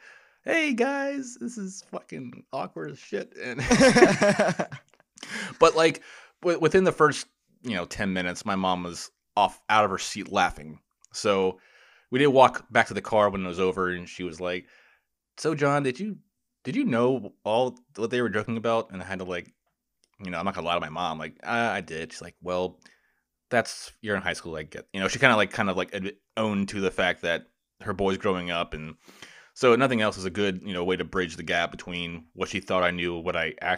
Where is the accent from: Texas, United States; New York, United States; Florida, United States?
Florida, United States; the neighborhood I grew up in Florida, they just built a new theater.